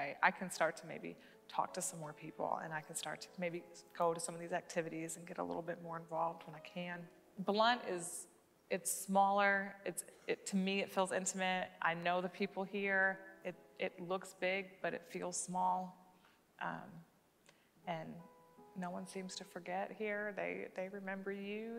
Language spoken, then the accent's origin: English; Michigan, United States; moved away as an adult; now in Knoxville, United States; I'm from Michigan